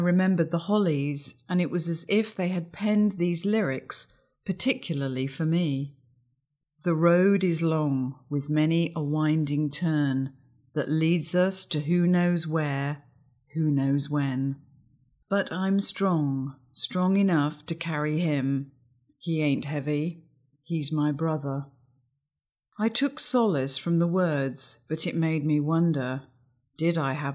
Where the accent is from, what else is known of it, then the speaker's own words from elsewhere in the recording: England, United Kingdom; When I was growing up in England in the early 60s, love was never articulated verbally.